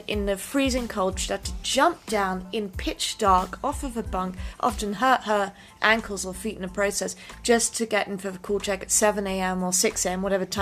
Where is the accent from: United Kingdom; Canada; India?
United Kingdom; England; moved away; I grew up in England